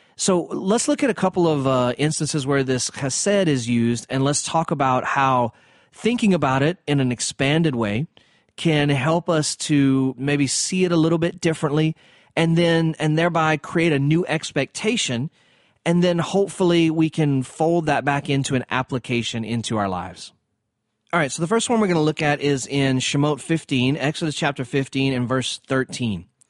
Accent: the South, United States; I'm from the South

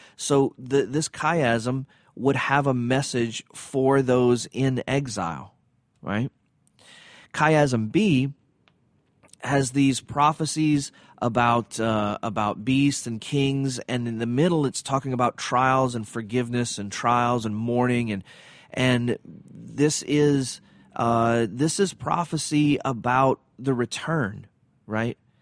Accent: Cajun, Louisiana, United States; I'm Cajun

